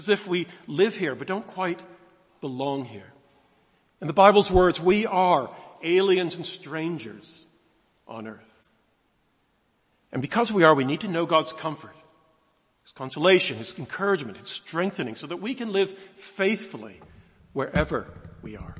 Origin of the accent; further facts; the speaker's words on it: United States; moved away as an adult; now in United Kingdom; I'm an American, as you might pick up originally. Came here a long time ago, 1976, as a student